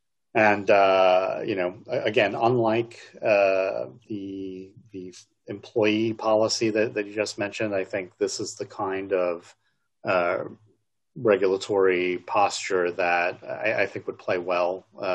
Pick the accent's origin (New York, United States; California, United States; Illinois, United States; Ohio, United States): New York, United States; born or raised there